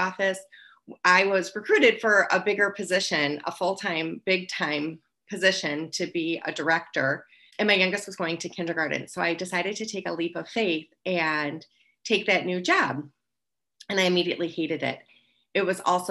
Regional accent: Wisconsin, United States; moved away; I'm actually from Wisconsin. I drank through high school.

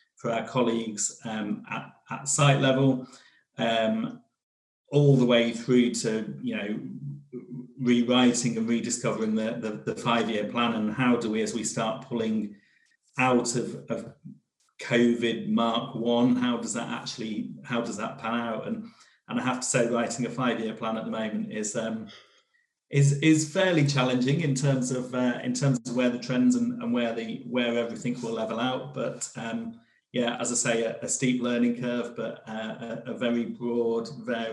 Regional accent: Devon, South West England, United Kingdom; I was brought up in Devon.

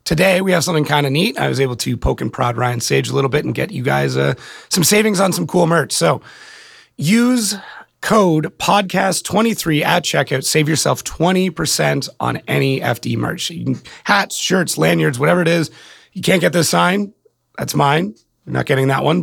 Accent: Canada; born and raised in Canada

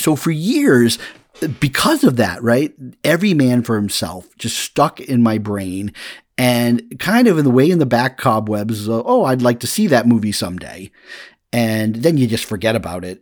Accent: Massachusetts, United States; when I was growing up in Massachusetts

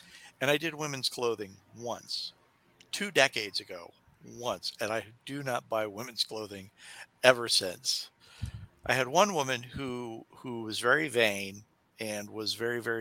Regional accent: Kansas City, United States

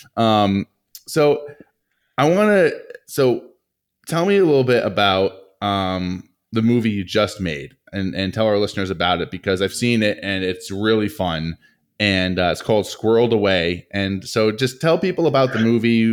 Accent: Rhode Island, United States; both of us, you know, growing up in Rhode Island

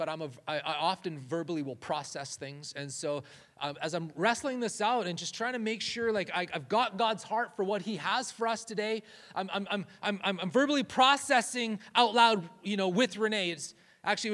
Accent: Canada; moved away; we're Canadian

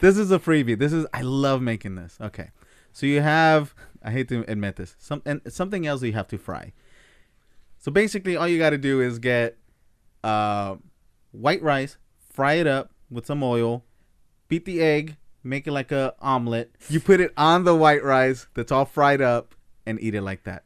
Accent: United States; I'm American

